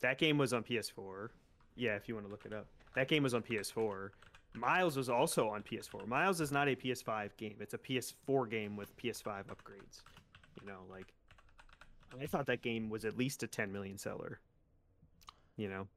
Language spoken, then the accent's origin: English; West Palm Beach, Florida, United States; West Palm Beach, my hometown